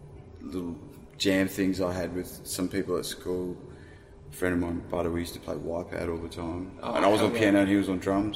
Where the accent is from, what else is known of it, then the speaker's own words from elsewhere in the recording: Inverell, New South Wales, Australia; born there; also born or lived in Kalgoorlie; And prior to that, I was born in Inverell, in New South Wales.